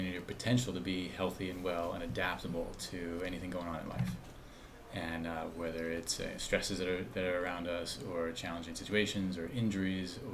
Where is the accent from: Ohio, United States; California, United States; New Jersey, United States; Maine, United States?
New Jersey, United States; moved away; also born or lived in Midwest / Vermont/New Hampshire area; I grew up in New Jersey